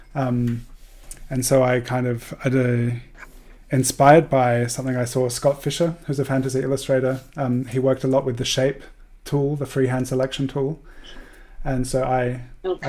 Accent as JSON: {"language": "English", "country": "Australia", "tie": "born or raised there", "said": "growing up in Australia"}